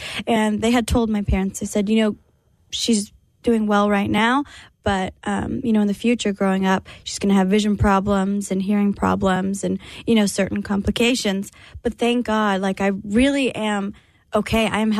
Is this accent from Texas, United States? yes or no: yes; San Antonio, Texas, United States; But I grew up in San Antonio with my family. You know, most of my family was there.